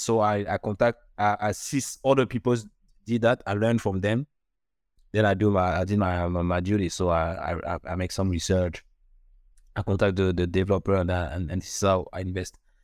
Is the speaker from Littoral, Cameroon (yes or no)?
yes; Douala, Littoral, Cameroon; moved away; also born or lived in Paris / Canada; I was born in, in Cameroon, Douala, in Africa